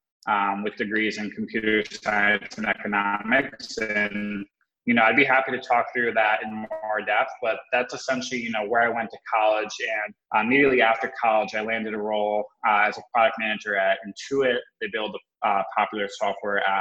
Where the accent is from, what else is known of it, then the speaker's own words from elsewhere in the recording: Wisconsin, United States; also born or lived in Connecticut; I was born out in Connecticut, but I grew up most of my life in the Midwest in Wisconsin